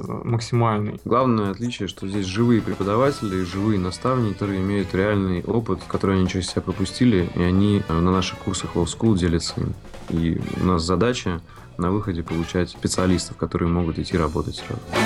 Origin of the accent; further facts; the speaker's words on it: Saint Petersburg, Russia; родился в Ленинграде и вырос в Санкт-Петербурге